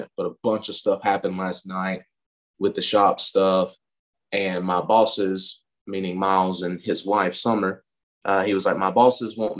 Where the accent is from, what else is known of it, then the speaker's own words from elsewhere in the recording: Lenoir, North Carolina, United States; I was born and raised in Lenore, North Carolina